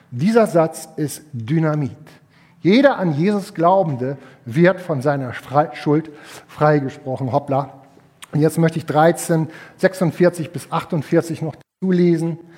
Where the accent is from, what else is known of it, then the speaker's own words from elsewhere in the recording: Schleswig-Holstein, Germany; Ich komme aus Hamwade, Geestach, Zwedorf.